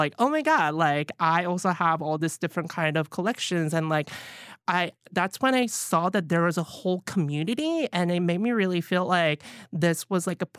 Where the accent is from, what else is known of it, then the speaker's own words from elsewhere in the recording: Alabama, United States; now in New York City, United States; So I wasn't really exposed to any sort of a Chinese food growing up in Alabama. But once I moved to New York City